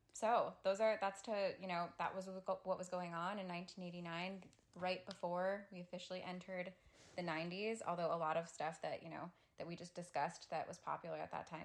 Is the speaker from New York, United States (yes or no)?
yes; Buffalo, New York, United States; now in Los Angeles, United States; I'm from Buffalo, New York